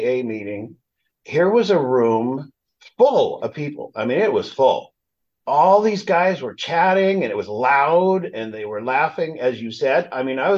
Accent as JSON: {"language": "English", "town": "Los Angeles", "region": "California", "country": "United States", "tie": "born or raised there", "lives_now": "Palm Springs, United States", "said": "We grew up in suburbia"}